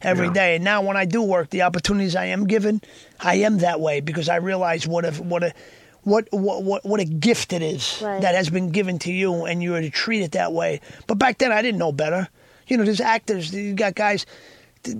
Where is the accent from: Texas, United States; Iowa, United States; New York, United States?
New York, United States; Yonkers; also born or lived in Bogota, Colombia; I'm from Yonkers